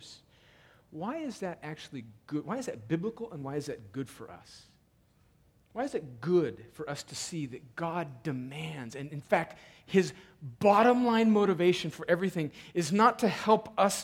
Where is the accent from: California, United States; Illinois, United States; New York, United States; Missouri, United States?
California, United States; I'm a Californian